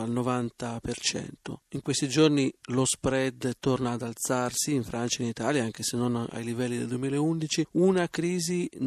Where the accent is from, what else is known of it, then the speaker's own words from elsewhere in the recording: United States; Italian is a second language; il mio paese con Trump ne sa qualcosa.